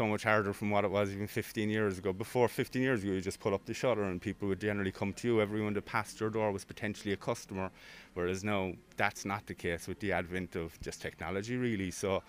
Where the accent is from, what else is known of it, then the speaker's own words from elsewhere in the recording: Cork, Munster, Ireland; I'm from more the city centre, so I was born reared in Barrack Street